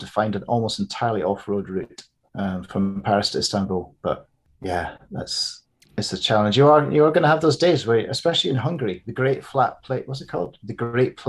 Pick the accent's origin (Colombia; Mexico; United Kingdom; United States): United Kingdom; Edinburgh, Scotland; moved away; also born or lived in London; growing up in Edinburgh in Scotland and London, and being an adult in London